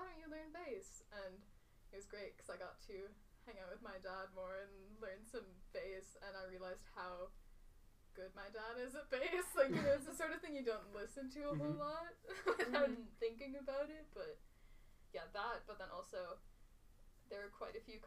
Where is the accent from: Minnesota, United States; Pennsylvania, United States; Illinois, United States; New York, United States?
Minnesota, United States; near St. Cloud; I'm from, like, 30 minutes north. Kind of near St. Cloud area.